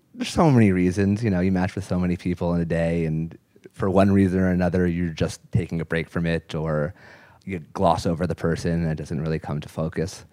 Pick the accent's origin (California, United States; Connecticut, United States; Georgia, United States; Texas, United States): California, United States; Los Angeles; I'm from Los Angeles